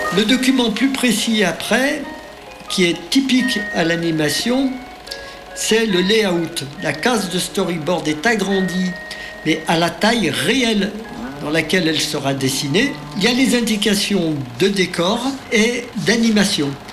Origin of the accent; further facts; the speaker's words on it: Annecy, Auvergne-Rhône-Alpes, France; moved away; also born or lived in Grenoble; Je suis d'Annecy